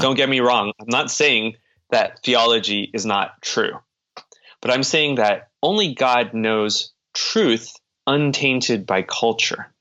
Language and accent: English; United States; I was born and raised in the United States completely.